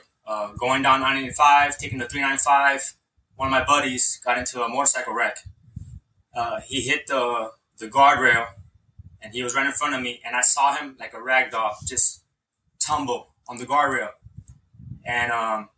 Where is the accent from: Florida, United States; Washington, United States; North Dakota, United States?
Florida, United States; Hialeah; Growing up in Hialeah, we would have career day